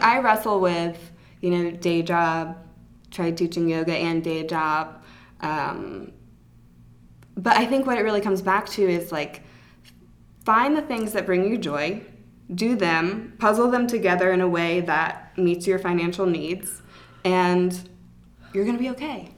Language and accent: English; Atlanta, Georgia, United States; I grew up in Atlanta, so I have my mm-hmm. childhood friends